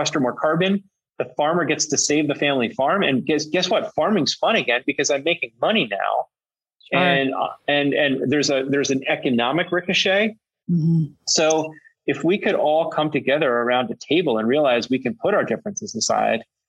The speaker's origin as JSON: {"language": "English", "region": "Pennsylvania", "country": "United States", "said": "I'm from Pennsylvania. I'm from a rural part of Pennsylvania where Rodale is based"}